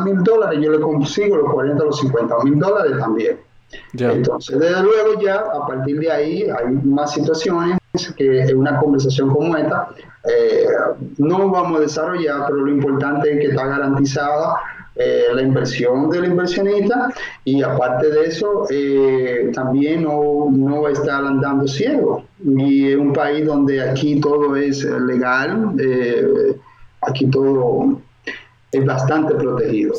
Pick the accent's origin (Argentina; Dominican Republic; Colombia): Dominican Republic; moved away as an adult; now in Miami, United States; soy oriundo de la República Dominicana